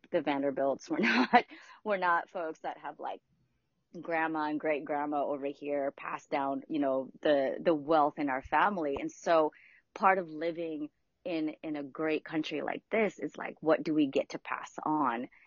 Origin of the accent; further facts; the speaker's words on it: Philippines; moved away; my mom and I immigrated here from the Philippines in 1989, I believe it was